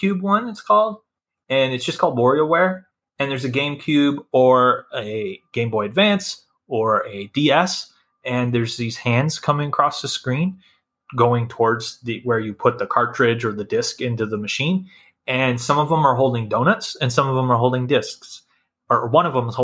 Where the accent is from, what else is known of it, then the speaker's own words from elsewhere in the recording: Iowa, United States; I'm from Iowa